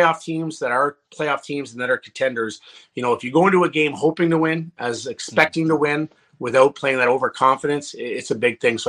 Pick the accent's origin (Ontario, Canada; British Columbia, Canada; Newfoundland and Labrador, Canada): Ontario, Canada; Ottawa; I love coming back to Ottawa because I'm from Ottawa.